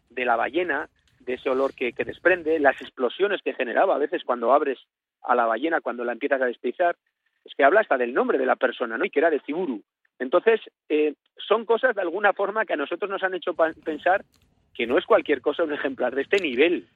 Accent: Spain; somos los vasquitos o los navarricos

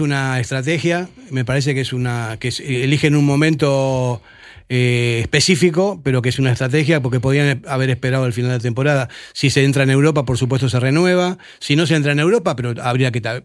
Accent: Argentina; now in Spain; yo como argentino

